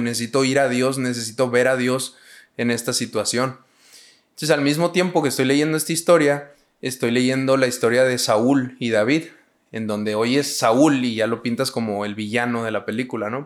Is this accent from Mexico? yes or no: yes; Hidalgo del Parral, Chihuahua, Mexico; yo soy de Parral, una ciudad muy chiquita. Son 100 mil habitantes.